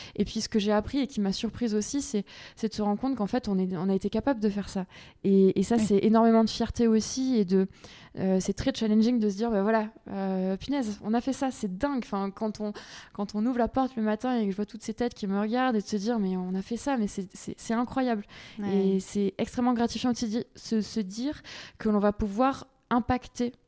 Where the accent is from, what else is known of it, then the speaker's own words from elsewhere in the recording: Aix region, Provence-Alpes-Côte d'Azur, France; also born or lived in Paris; je suis originaire de la région d'Aix. D'accord. Donc j'ai grandi ici, euh, à la campagne